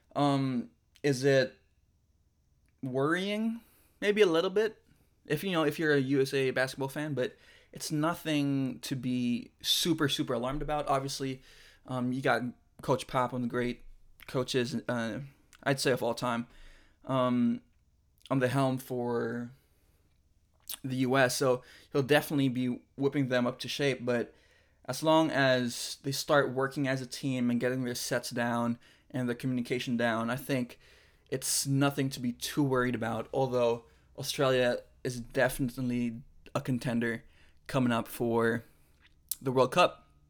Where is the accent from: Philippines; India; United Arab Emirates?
Philippines; I am Filipino. I did grow up in the Philippines, from the Philippines